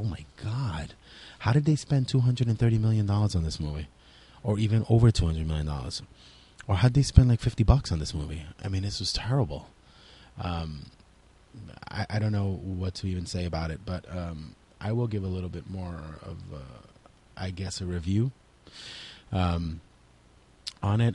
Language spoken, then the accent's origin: English; New York City, New York, United States; we are from New York City